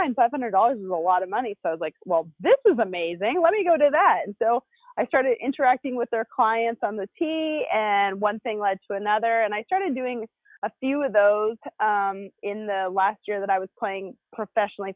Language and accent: English; Canada; I grew up in Canada